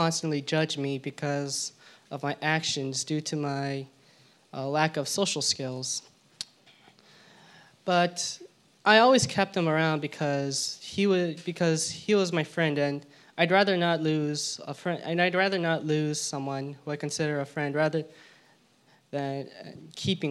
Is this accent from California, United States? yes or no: yes; California, United States; also born or lived in Georgia / La Crescenta, California; although I was born in Georgia, I moved to California when I was 2 years old